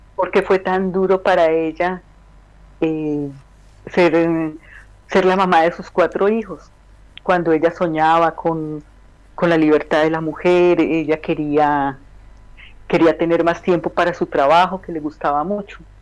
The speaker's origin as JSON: {"language": "Spanish", "country": "Colombia", "also_born_or_lived": "Medellín, Colombia / Bogotá, Colombia", "moved": "as an adult", "lives_now": "Belgium"}